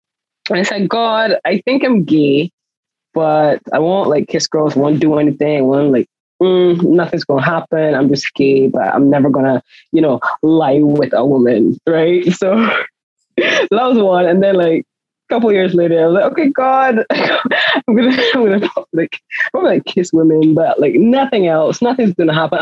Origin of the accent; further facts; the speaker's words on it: Barbados; accent: Barbadian; Barbados accent is, like, literally out there. Like, like literally as far east as we are, so is our accent